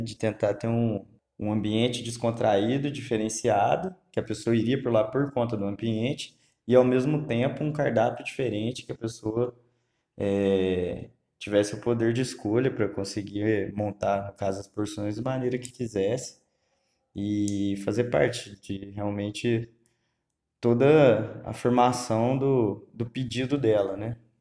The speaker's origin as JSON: {"language": "Portuguese", "town": "Lavras", "region": "Minas Gerais", "country": "Brazil", "said": "Sou morador de Lavras, Minas Gerais."}